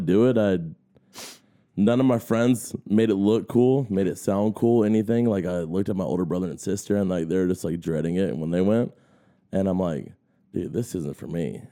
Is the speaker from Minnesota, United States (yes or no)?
no; Augusta, Georgia, United States; I grew up here in Augusta, in North Augusta.